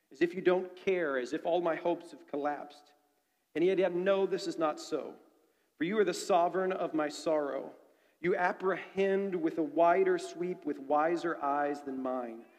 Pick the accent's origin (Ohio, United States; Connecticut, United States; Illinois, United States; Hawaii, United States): Ohio, United States; Dayton; I'm from Dayton, Ohio. It's a terrible, terrible place, especially right now.